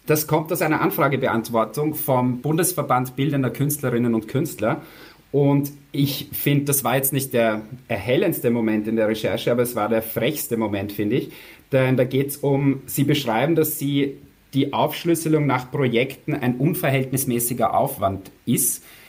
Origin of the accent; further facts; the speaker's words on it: Austria; vielleicht hört man es eh, ich bin aus Österreich